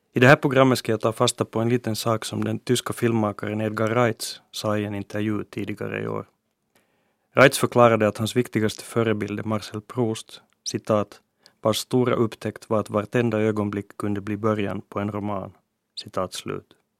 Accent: Helsinki, Uusimaa, Finland; first language Swedish; min hemstad

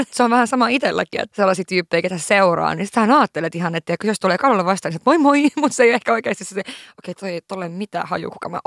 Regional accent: Lapland, Finland; mä oon pohjoisesta kotoisin, mä oon tämmöisiä Lapin tyttöjä

